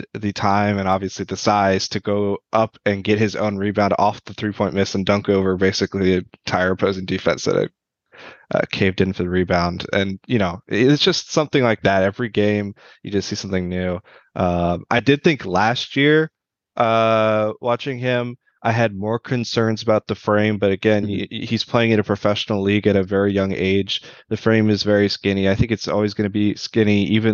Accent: Virginia, United States; I grew up in Virginia

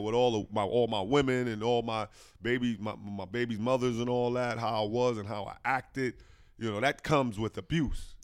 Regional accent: New Jersey, United States; my hometown, New Jersey

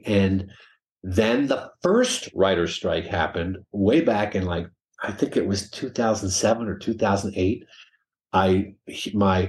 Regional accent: Harrisburg, Pennsylvania, United States; moved away; as a kid in Harrisburg, Pennsylvania

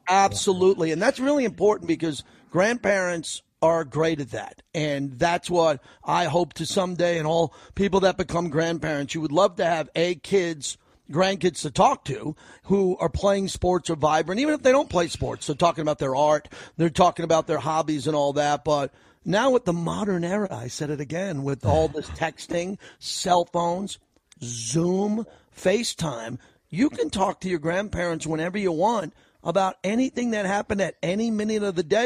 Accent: New York, United States; now in Las Vegas, United States; I grew up in New York

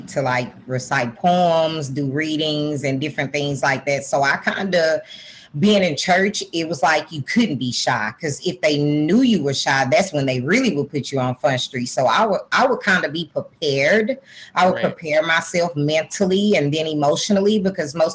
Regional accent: Texarkana, Texas, United States; I'm from Texarkana, Texas, which is about 2.5 hours from Dallas

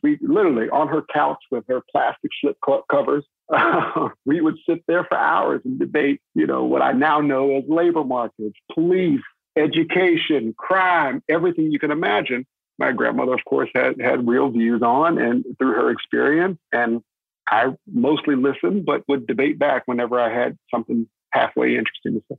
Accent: North Texas, United States; born or raised there; also born or lived in Daytona Beach, Florida

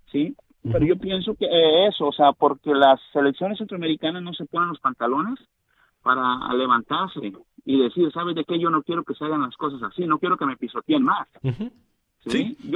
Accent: Mexico; y está también de fútbol mexicano, yo soy mexicano.

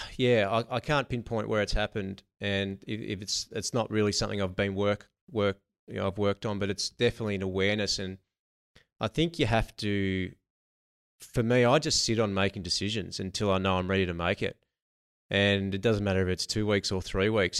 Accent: Narrandera, New South Wales, Australia; moved away as an adult; now in Melbourne, Australia; grew up in a, um, in a small country town called Narandra

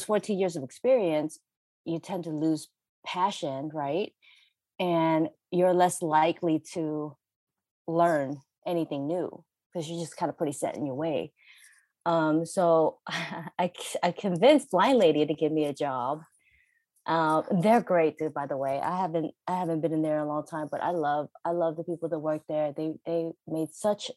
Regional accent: Virginia, United States; moved away as an adult; now in California, United States; I'm originally from Virginia

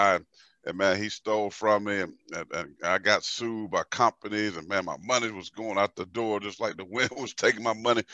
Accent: Pageland, South Carolina, United States; growing up in South Carolina, small town, my town is called Pageland

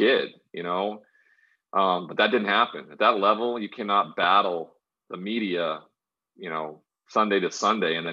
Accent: Great Falls, Montana, United States; born or raised there; moved away as an adult; also born or lived in Washington State / San Diego

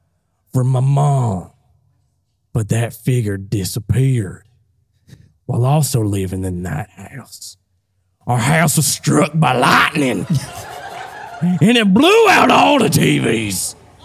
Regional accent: Tennessee, United States; born there; Well, I was born in Tennessee.

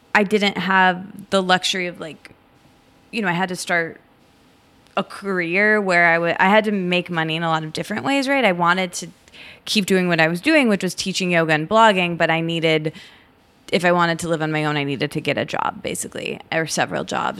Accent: Michigan, United States; also born or lived in Detroit; I grew up in Michigan in a small college town, and I lived in Detroit for a while after college

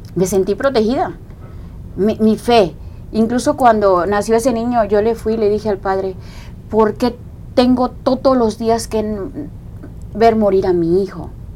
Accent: Coatzacoalcos, Veracruz, Mexico; moved away; yo soy de, de Coaxacualcos, Veracruz

